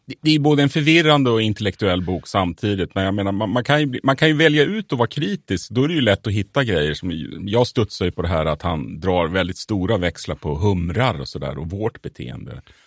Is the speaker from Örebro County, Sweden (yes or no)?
yes; Örebro, Örebro County, Sweden; also born or lived in Södertälje; själv är jag faktiskt född i Södertälje men räknar mig som örebroare. Har bott i området Ronna.